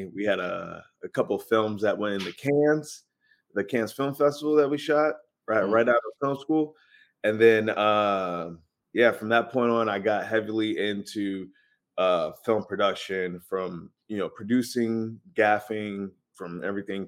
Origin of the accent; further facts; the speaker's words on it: Virginia, United States; moved away as an adult; now in Los Angeles, United States; I grew up in Virginia.